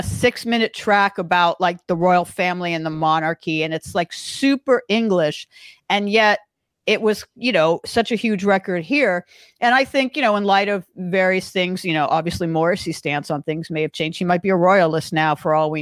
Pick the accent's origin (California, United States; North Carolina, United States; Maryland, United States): California, United States; Los Angeles; growing up in Los Angeles